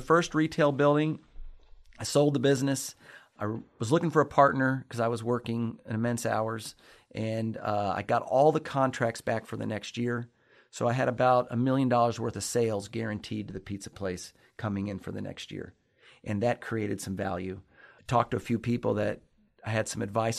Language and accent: English; Lexington, Kentucky, United States; I'm from Lexington, Kentucky. Born, uh, raised here on the north side of Lexington.